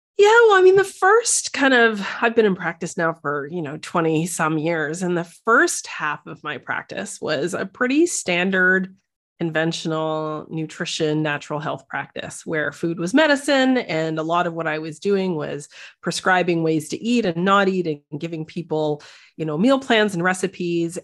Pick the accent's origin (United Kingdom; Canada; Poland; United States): Canada; moved away as an adult; now in Netherlands; I describe myself as a Canadian, uh, naturopathic doctor